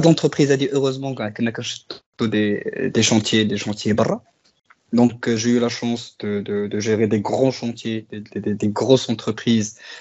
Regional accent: Morocco; on est des Marocains

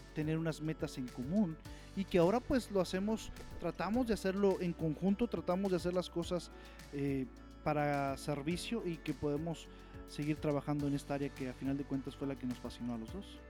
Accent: Saltillo, Coahuila, Mexico; yo soy de Saltillo, Coahuila

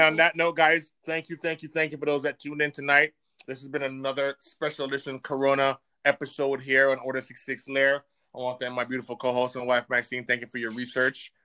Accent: Jamaica; now in United States; my home country in Jamaica

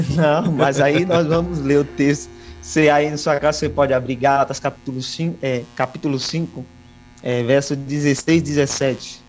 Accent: Piritiba, Bahia, Brazil; also born or lived in Biritinga / São Paulo; now in Tapiramutá, Brazil; nasci em Biritinga, mas hum, passei aí por Piritiba na minha infância, e adolescência e um pouquinho da juventude.

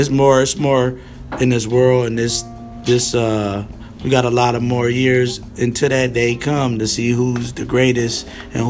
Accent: Los Angeles, California, United States; also born or lived in Santa Monica / Westwood / Redondo Beach / West L.A.; I came from Venice, California, Santa Monica, Westwood, Redondo Beach, West L.A., these places that's where I live

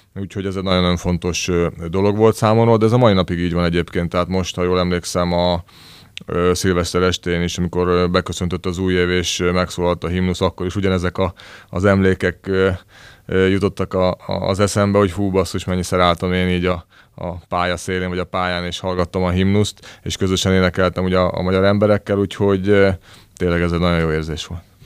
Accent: Slovakia; nekem felvidéki srácként egy ö, álmom volt az, hogy ö, Szlovákiában születtem, de, de magyar családban és magyar emberként

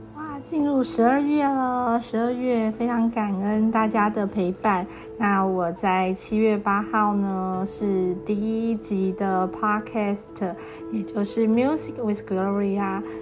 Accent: Taitung, Taitung County, Taiwan; 我的家乡，呃，台东

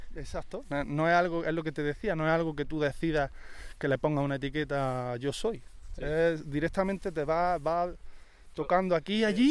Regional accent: Granada, Andalusia, Spain; yo que soy de Andalucía, pues coincide que soy un apasionado de, de mi tierra y del flamenco

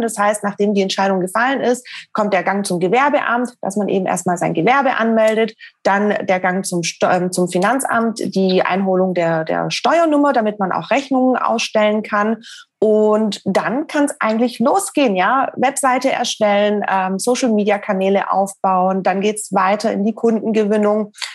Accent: Stuttgart, Baden-Württemberg, Germany; Ich komme ursprünglich aus Stuttgart.

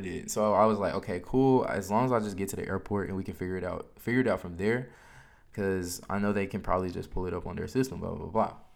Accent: United States; as an American

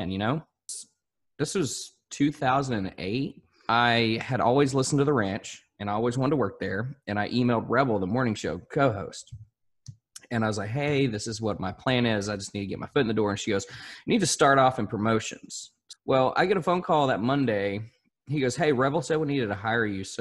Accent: Magnolia, Arkansas, United States; also born or lived in El Dorado, Arkansas; now in Fort Worth, United States; Actually, I was born in El Dorado, Arkansas, and I grew up in Magnolia, which is about 54 miles east of Texarkana.

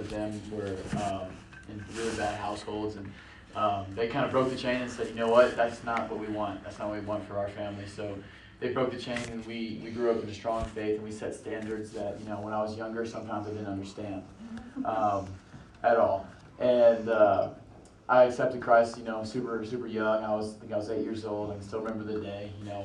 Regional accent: Canyon Lake, Texas, United States; also born or lived in Evansville, Indiana; we moved to Canyon Lake, Texas.

